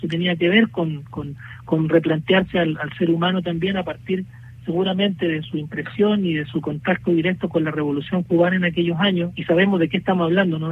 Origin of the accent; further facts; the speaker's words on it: Chile; nosotros hemos estado también eh, insistiendo como chilenos